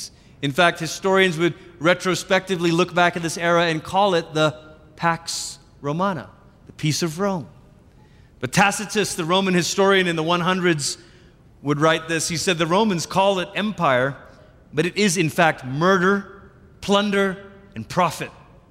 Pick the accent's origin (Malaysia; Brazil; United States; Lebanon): Malaysia; moved away; I, growing up in Malaysia, we crossed over the Pacific several times.